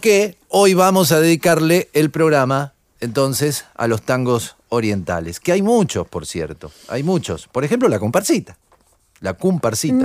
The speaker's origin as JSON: {"language": "Spanish", "region": "Buenos Aires", "country": "Argentina", "said": "somos los porteños"}